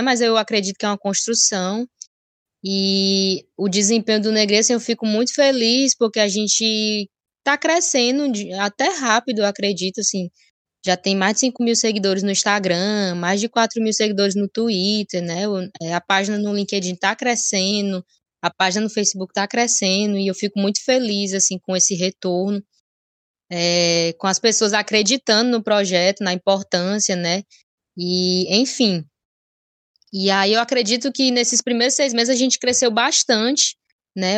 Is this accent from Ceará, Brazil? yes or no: yes; Ceará, Brazil; sou graduada pela Universidade de Fortaleza, é, aqui no Ceará, sou cearense